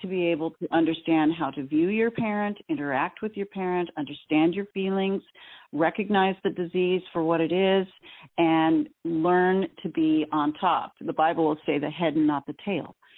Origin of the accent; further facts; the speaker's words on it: Southern California, United States; we grew up in SoCal in the 70s, which was hot as blazes.